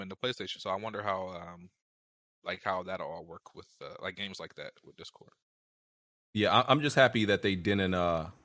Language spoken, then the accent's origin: English; Pittsburgh, Pennsylvania, United States; I'm from Bur- from the Burr, Pittsburgh.